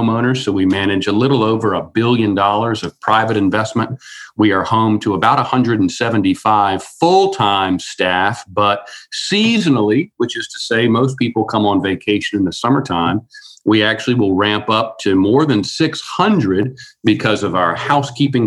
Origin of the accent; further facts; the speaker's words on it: Outer Banks, North Carolina, United States; I grew up here on the Outer Banks